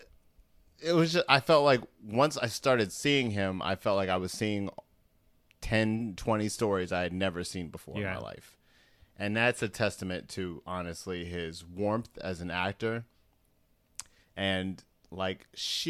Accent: Baltimore, Maryland, United States; we're both from Baltimore

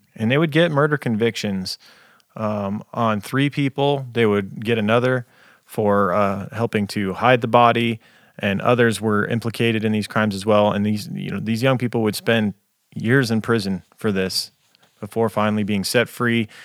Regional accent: United States; being an American

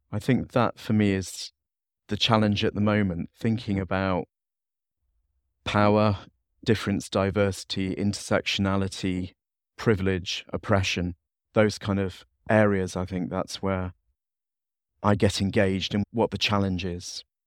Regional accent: Leeds, Yorkshire and the Humber, United Kingdom; I'm from the North U K. I'm from the city of Leeds.

